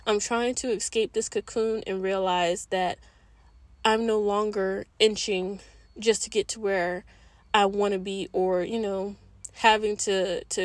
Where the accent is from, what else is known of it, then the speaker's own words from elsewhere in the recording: East Coast, United States; moved away as an adult; I'm originally from the East Coast. And all I know is the East Coast